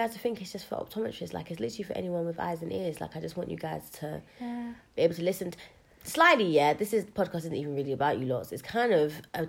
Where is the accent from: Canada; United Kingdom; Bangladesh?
United Kingdom; London; I'm going to defend my fellow Londoners till I die, obviously.